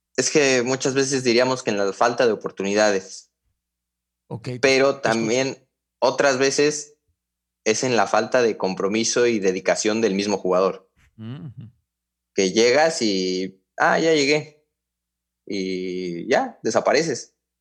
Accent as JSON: {"language": "Spanish", "region": "Mexico City", "country": "Mexico", "tie": "born or raised there", "also_born_or_lived": "Hidalgo, Mexico", "said": "nos mudamos a, la Ciudad de México y ahí fue que empecé ya en América, a los 7 años"}